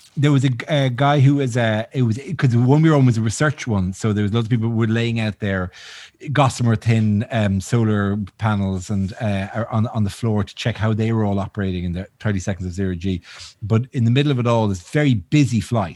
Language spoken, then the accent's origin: English; Ireland; I'm Irish